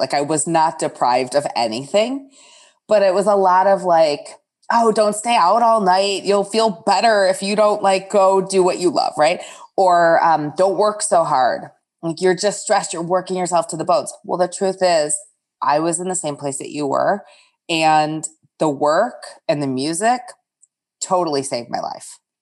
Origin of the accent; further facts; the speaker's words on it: outside of Detroit, Michigan, United States; moved away as an adult; also born or lived in upstate New York / Chicago; I grew up outside of Detroit